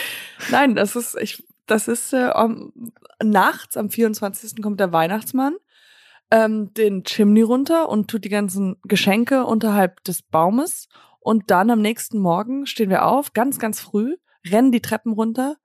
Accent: United States; moved away; Ich bin äh, in Amerika halt aufgewachsen

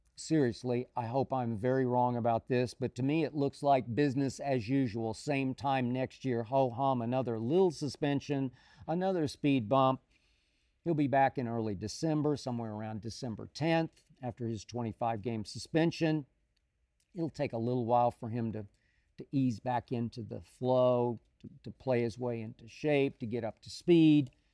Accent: Oklahoma City, Oklahoma, United States; moved away as an adult; also born or lived in Chicago / Dallas; my hometown of Oklahoma City

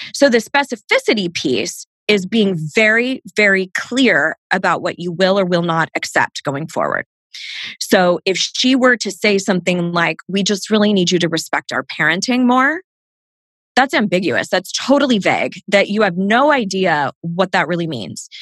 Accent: Southern California, United States; I grew up in Southern California

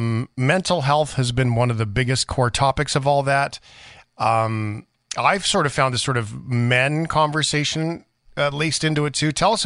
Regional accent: Flin Flon, Manitoba, Canada; born there; I was born in Flin Flon, and so I have a family connection to Winnipeg, but most of my life, or to Manitoba in general, most of my life has been spent outside of that.

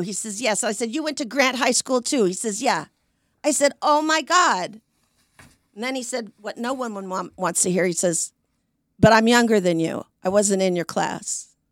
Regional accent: Portland, Oregon, United States; moved away; I'm from Portland.

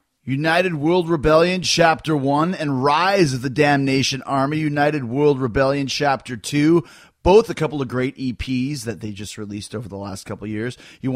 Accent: Winnipeg, Manitoba, Canada; Winnipeg, Manitoba, Canada, my hometown.

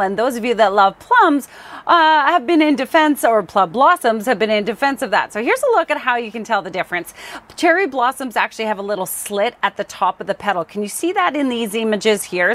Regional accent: Surrey, British Columbia, Canada; Crescent Beach, my hometown

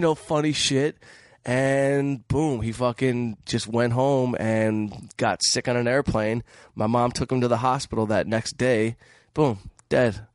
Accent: Detroit, Michigan, United States; moved away as an adult; now in Los Angeles, United States; I'm from Detroit, so I grew up in scrap, in the scrap metal business

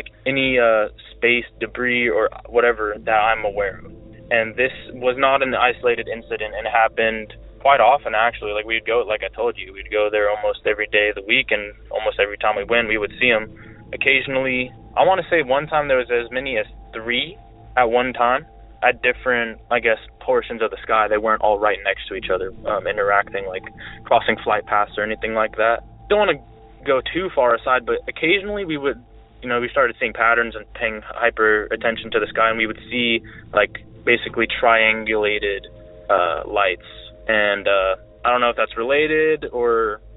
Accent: Alameda County, California, United States; I'm originally from Alameda County, California

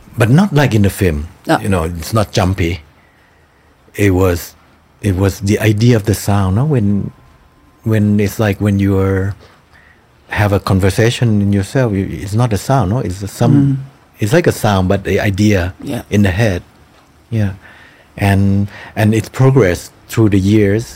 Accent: Thailand; Symmetry of Splendor that takes place in my hometown

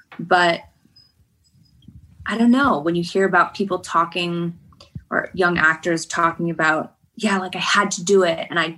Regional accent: Kentucky, United States; born there; also born or lived in Idaho; I was born in Kentucky. Like, does that kind of make me a Southern woman?

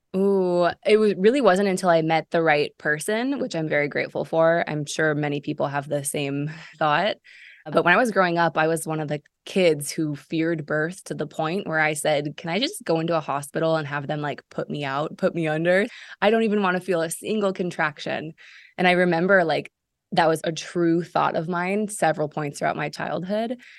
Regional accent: Seattle, Washington, United States; moved away as an adult; also born or lived in Chicago / Israel; Originally from Seattle. Uh, moved away from Seattle when I was eighteen

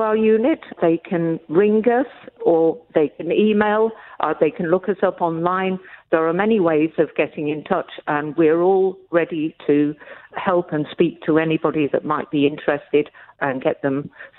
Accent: Melbourne, Victoria, Australia; now in Coffs Harbour, Australia; Well, I moved to Coffs Harbour from Melbourne.

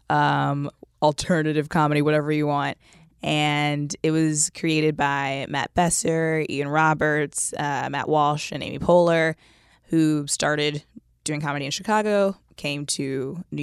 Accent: Japan; born there; also born or lived in Texas / Kentucky / Virginia / California; like I was born in Japan, we moved to Texas, Kentucky, Virginia, California, and so every couple years, I was the new kid.

